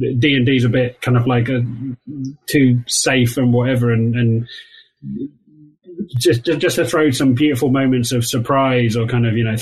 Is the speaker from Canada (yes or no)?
no; Wales, United Kingdom; accent: Welsh; my Welsh accent